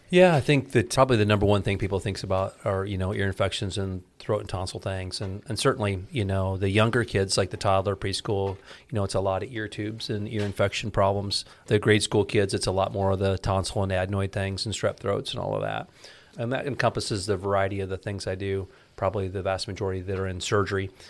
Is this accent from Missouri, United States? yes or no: no; Ames, Iowa, United States; now in Clive, United States; I was born in Ames, Iowa. And I'm a uh, born and raised Iowa kid.